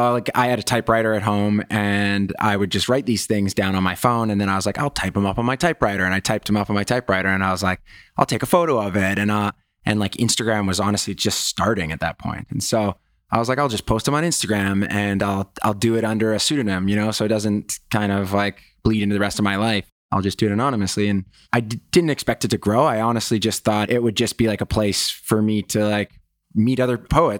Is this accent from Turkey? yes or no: no; Canada; You know, I grew up in Canada and it was like where guys are encouraged, not traditionally years ago. And I think it's a problem with Canada